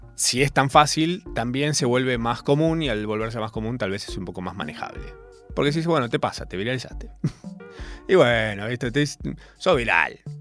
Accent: Córdoba, Argentina; moved away as an adult; also born or lived in Capilla del Monte; now in Buenos Aires, Argentina; yo vivía todavía en Córdoba, les recuerdo, soy cordobés, vivía en Capilla del Monte

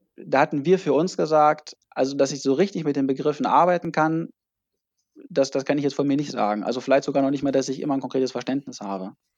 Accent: near Hannover, Lower Saxony, Germany; moved away as an adult; also born or lived in Mannheim; now in near Hamburg, Germany; Ich, ich komme eigentlich aus der Nähe von Hannover, habe dann in Mannheim Psychologie und BWL studiert und wohne jetzt äh, bei Hamburg

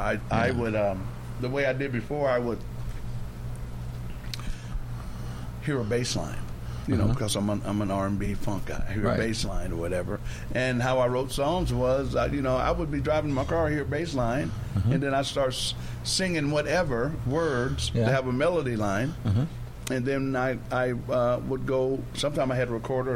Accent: Virginia, United States; moved away; I'm from Virginia, so Baltimore's like right there.

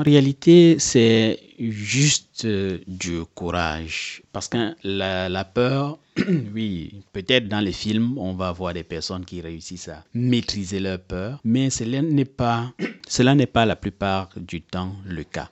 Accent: Cameroon; moved away as an adult; now in Germany; chez nous au Cameroun

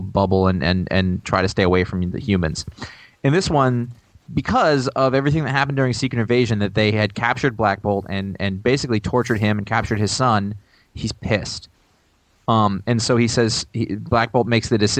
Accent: Maine, United States; I grew up in Maine.

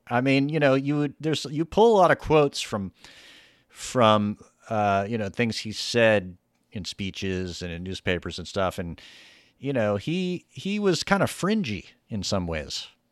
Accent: the South, United States; I grew up in the South

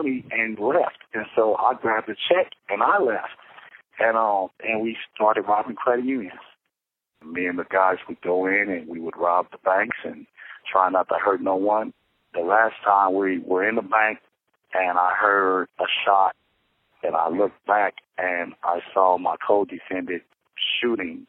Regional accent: Los Angeles, California, United States; I'm from Los Angeles, California.

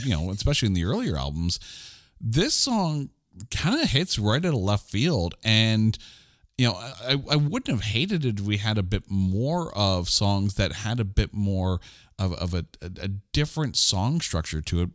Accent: Canada; being Canadian that I am

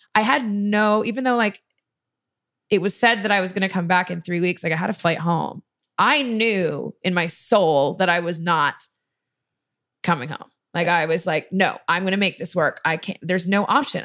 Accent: Canada; I'm Canadian

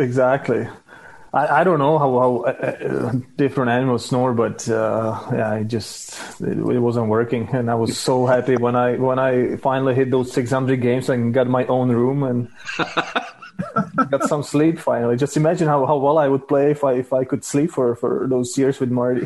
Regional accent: Czechia; born or raised there

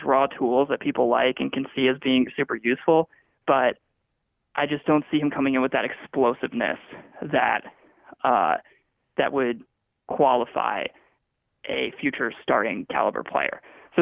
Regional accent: Chicago, Illinois, United States; Growing up in Chicago

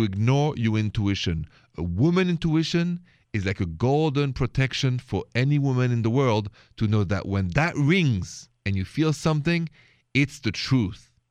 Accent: France; accent: French; my accent is French.

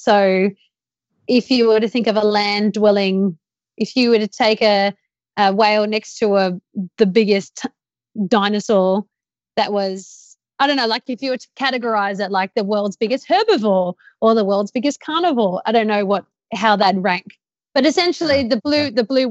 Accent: Australia; I'm Australian.

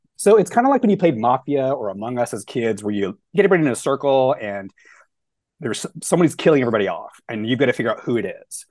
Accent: the South, United States; moved away as an adult; also born or lived in Dallas; now in Long Beach, United States; I'm from the South, and so, like, when you grow up, as a queer kid in the South

